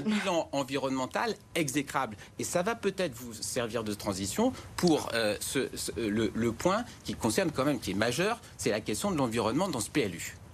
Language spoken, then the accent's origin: French; Briançon, Provence-Alpes-Côte d'Azur, France; now in Paris, France; Chez moi, c'est Briançon-Serre-Chevalier, dans la Provence-Alpes-Côte d'Azur.